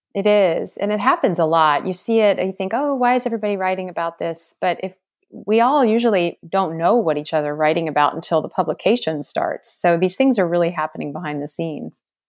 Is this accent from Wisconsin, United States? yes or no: no; Maryland, United States; my home state of Maryland